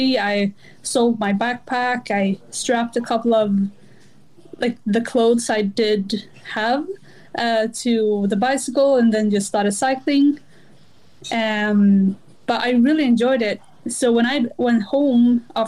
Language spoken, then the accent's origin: English; Gothenburg, Västra Götaland, Sweden; I'm a 23-year-old girl from Gothenburg in Sweden.